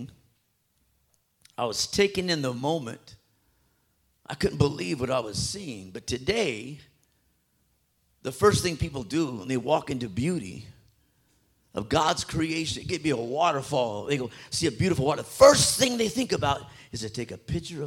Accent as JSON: {"language": "English", "town": "Phoenix", "region": "Arizona", "country": "United States", "tie": "born or raised there", "said": "I grew up right there in South Phoenix"}